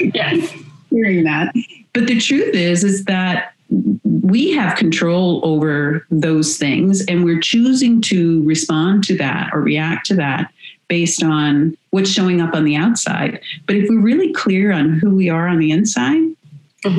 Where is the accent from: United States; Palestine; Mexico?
United States; moved away as an adult; now in Canada; I'm I'm American that lives in Canada and have been here for uh, 27, 28 years now